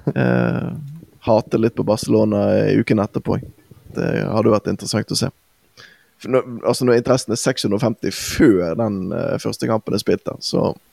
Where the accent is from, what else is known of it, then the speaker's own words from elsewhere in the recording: Bergen, Vestland, Norway; vi har jo våre egenheter i, som, som bergensere